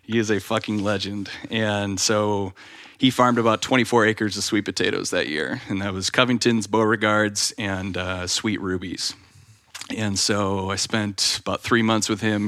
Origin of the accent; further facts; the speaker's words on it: Wisconsin, United States; moved away as an adult; I spent my first twenty-five years growing up in Wisconsin